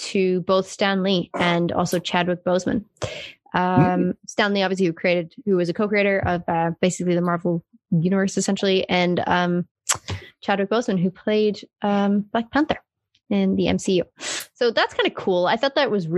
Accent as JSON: {"language": "English", "country": "South Africa", "tie": "born or raised there", "said": "I obviously grew up in South Africa and we're like the rainbow nation"}